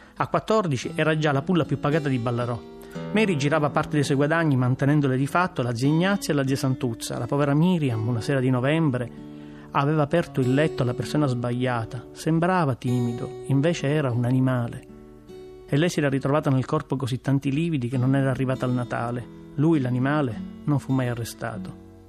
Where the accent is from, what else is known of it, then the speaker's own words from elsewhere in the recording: Palermo, Sicily, Italy; accent: Palermitan; Io penso in palermitano perché in qualche maniera il mio dialetto ha questa forza simbolica